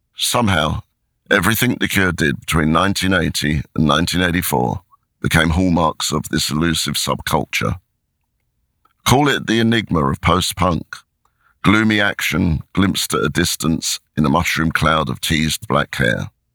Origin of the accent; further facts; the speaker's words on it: Crawley, South East England, United Kingdom; I am in a darkened bedroom in my hometown of Crawley